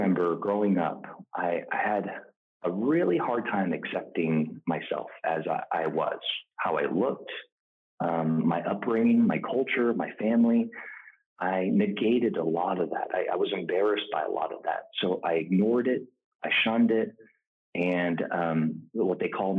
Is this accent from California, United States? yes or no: yes; San Francisco, California, United States; I was born and raised in San Francisco.